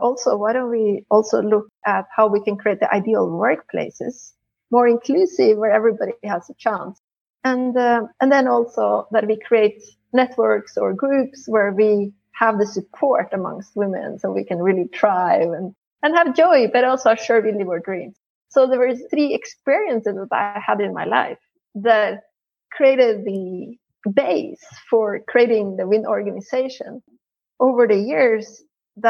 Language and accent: English; Norway; moved away as an adult; also born or lived in Italy; I'm originally from Norway and I grew up there